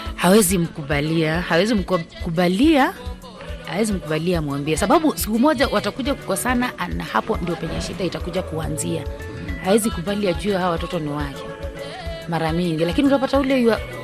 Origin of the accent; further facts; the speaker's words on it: Bukusu, Western Kenya, Kenya; mimi natoka kwa Wabukusu